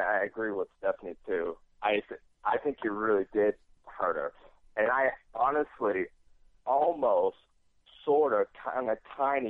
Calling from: New York, United States; from New York.

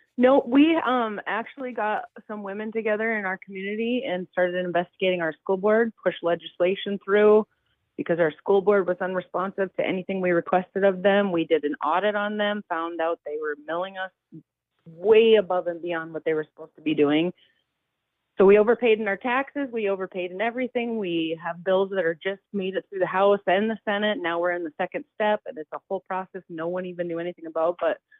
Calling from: Williston, North Dakota, United States; Okay, I'm in Williston, North Dakota.

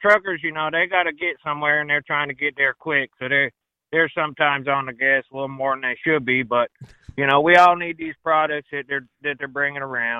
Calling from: Deep South, United States; Well, gentlemen, I'm in the South, the Deep South.

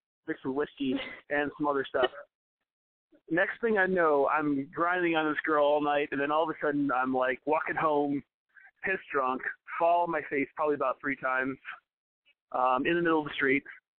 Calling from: Champaign, Illinois, United States; It's a small town in central Illinois.

